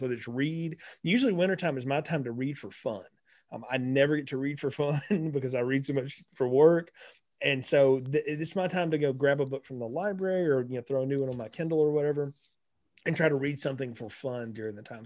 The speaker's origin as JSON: {"language": "English", "region": "North Alabama", "country": "United States", "tie": "born or raised there", "said": "I grew up in North Alabama"}